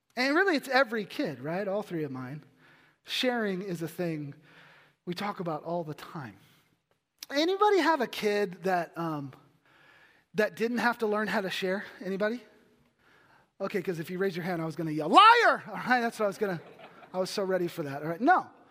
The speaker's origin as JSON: {"language": "English", "region": "Texas", "country": "United States", "said": "I'm from Texas."}